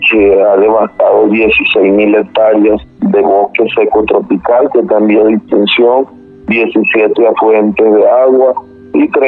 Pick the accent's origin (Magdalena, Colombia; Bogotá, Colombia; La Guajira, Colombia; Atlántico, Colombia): La Guajira, Colombia; moved away as an adult; yo también soy de una comunidad que fue desplazada y afectada.